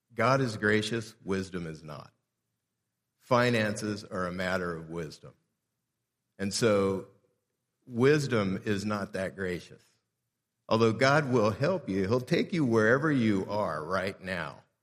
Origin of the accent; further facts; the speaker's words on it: South Gate, California, United States; I grew up in Southgate, California, which is about eight and a half miles from downtown L